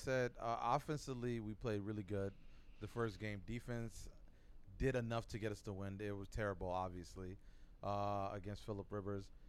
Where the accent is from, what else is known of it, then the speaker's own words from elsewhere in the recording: Buffalo, New York, United States; moved away; I'm from Buffalo